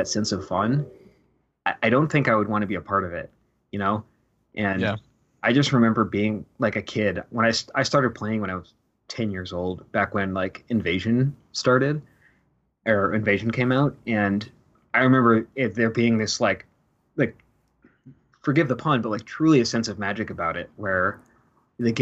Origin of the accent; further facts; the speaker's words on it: Westchester, New York, United States; also born or lived in Rochester, New York; I'm originally from Westchester, New York, which mm-hmm. is just north of New York City.